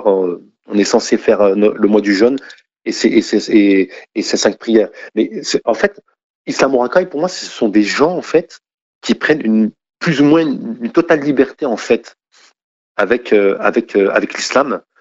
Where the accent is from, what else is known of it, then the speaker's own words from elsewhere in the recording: France; Je suis français, je ne connais pas l'islam.